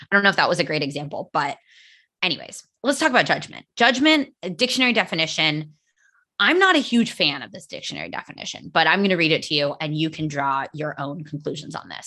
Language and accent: English; United States; first language English; now in Spain; I live in Spain. I am American